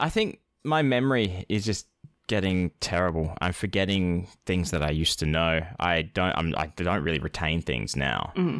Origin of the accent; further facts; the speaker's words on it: Utica, New York, United States; I'm from Utica, and I've never heard that.